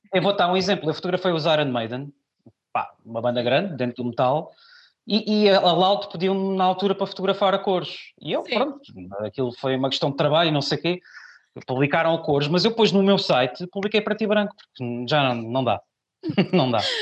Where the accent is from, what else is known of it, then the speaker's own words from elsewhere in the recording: Pinhal Novo, Setúbal, Portugal; moved away as an adult; also born or lived in Lisbon; now in Barreiro, Portugal; eu nasci em Lisboa e fui recambiado, eu vivi muitos anos no Punhal Novo.